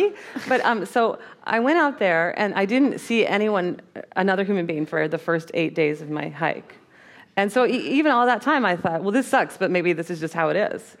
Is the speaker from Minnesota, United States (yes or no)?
yes; Minnesota, United States; I grew up in Minnesota.